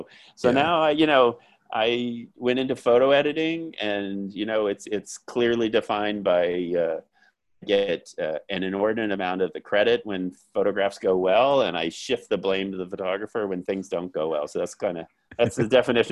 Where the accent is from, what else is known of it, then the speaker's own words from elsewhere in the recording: Florida, United States; also born or lived in Hawaii / California; So that's why I say grew up in Florida, born there, but like high school years, more f